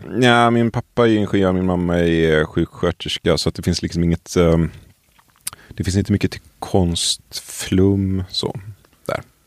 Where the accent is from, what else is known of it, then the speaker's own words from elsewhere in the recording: Tollered, Västra Götaland, Sweden; moved away as an adult; Jag kommer från, eh, vad ska man säga, strax utanför ett litet ställe som heter Tollered som i sin tur är, ligger utanför Göteborg.